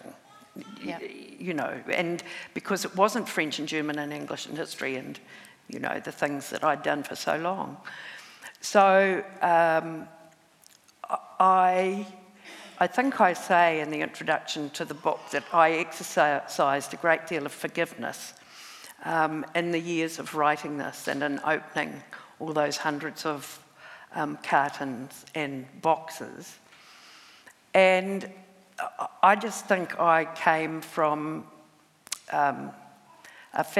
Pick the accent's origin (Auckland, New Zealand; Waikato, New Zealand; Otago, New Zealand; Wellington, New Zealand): Waikato, New Zealand; Huntly; my hometown of Huntley